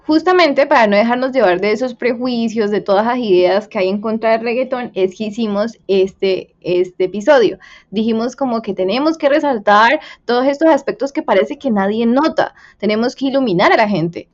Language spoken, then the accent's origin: Spanish; Colombia; somos los colombianos